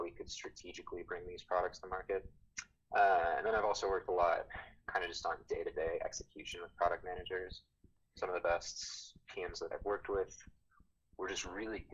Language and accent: English; Texas, United States; Growing up in Texas